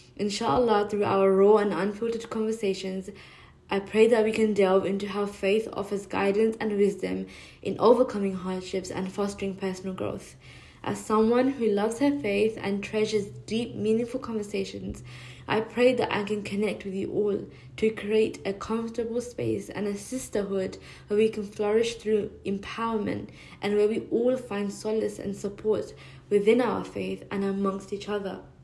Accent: London, United Kingdom; now in New York City, United States; I'm also a Londoner living in New York City

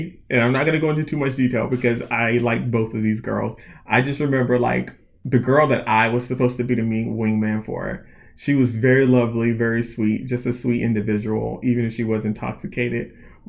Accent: North Carolina, United States; I am from, like, country, North Carolina, small town.

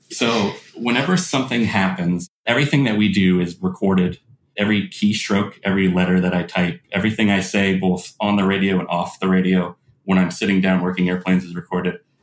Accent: South Florida, United States; I grew up in South Florida

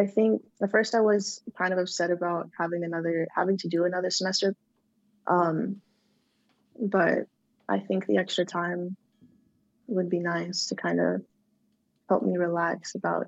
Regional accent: San Diego, California, United States; So I grew up in from California. I was born in San Diego, grew up around in like a Hispanic community.

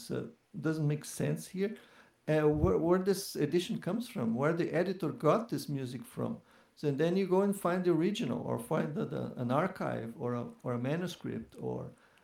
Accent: Curitiba, Paraná, Brazil; moved away; also born or lived in São Paulo; I'm Curitibano. I'm from Curitiba, and it was there where I started studying classical guitar many years ago

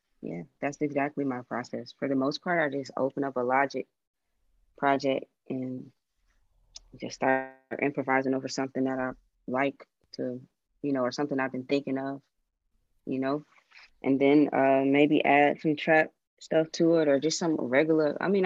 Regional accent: Atlanta, Georgia, United States; I'm from Atlanta

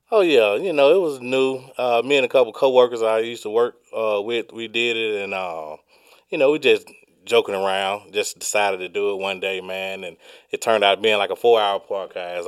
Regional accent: Georgia, United States; I was born and raised in Georgia.

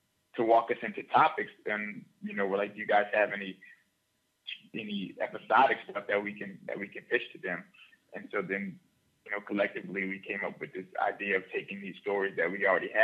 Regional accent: New Orleans, Louisiana, United States; growing up where I grew up in New Orleans

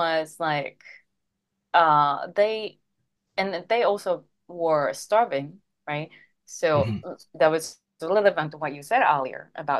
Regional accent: Japan; English is a second language; moved away as an adult; also born or lived in United States; I moved to Japan. I moved out from Japan.

